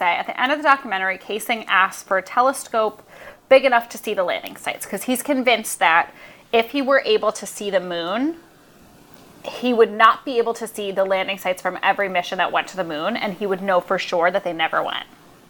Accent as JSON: {"language": "English", "region": "New York", "country": "United States", "said": "We're from Long Island, like the Bahamas."}